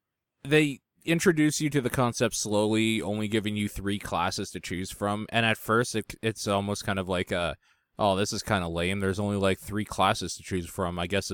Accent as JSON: {"language": "English", "country": "Canada", "said": "And I'm wondering if it's because I'm Canadian, like in Canada."}